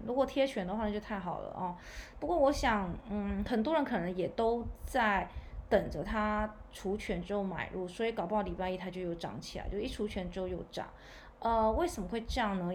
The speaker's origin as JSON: {"language": "Chinese", "country": "Taiwan", "said": "我们台湾这边"}